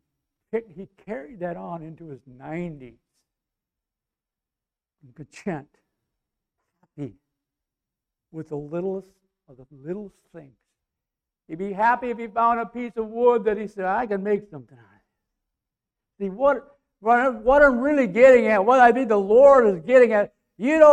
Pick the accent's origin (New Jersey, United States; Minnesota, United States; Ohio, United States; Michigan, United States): Minnesota, United States; North Bacon; North Bacon, my hometown